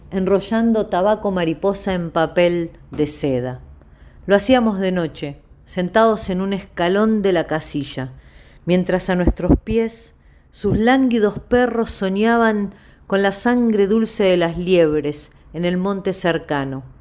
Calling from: Quilmes, Buenos Aires Province, Argentina; de Quilmes y me encantaría escuchar algunos poemas de Elena Aníbalí.

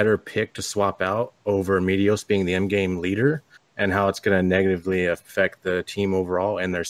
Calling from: Stockton, California, United States; Stockton, California.

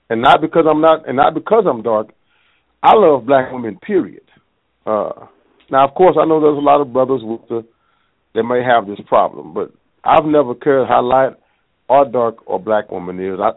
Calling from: Tulsa, Oklahoma, United States; Uh, I'm from Tulsa, Oklahoma

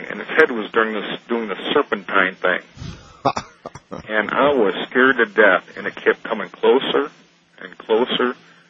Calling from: Jackson, Michigan, United States; I'm calling from Jackson, Michigan.

